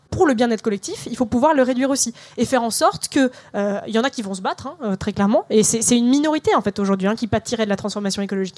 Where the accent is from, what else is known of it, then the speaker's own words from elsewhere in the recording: Melun, Île-de-France, France; moi j'ai grandi euh, à Melun en passant toute ma scolarité dans des ZEP.